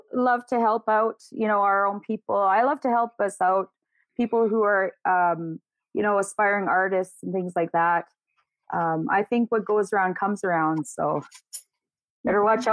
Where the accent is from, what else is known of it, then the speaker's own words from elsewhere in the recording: Prince Albert, Saskatchewan, Canada; also born or lived in Yellowknife, Northwest Territories; I was born in Yellowknife, Northwest Territories. Uh, my family was torn apart by the 60 scoop when I was a kid, and I was adopted at the age of five years old and moved to Prince Albert, Saskatchewan, and grew up there